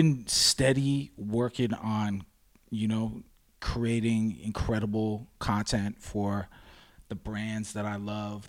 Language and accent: English; Toronto, Ontario, Canada; I grew up on Roncesvalles, just north of Parkdale, which we're at right now, heavily populated by Polish community.